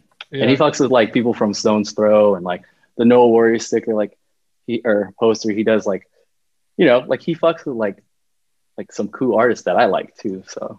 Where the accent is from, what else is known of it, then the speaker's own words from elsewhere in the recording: Stockton, California, United States; I was in Stockton, born and raised in Stockton. I don't know if you know a little bit about Stockton, but like Stockton is pretty, it's behind on pretty much everything.